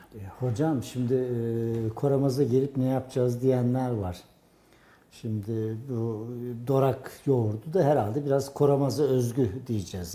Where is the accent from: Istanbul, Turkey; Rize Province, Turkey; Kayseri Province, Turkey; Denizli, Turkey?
Kayseri Province, Turkey; Karayük village; bizim köyden yani Karayük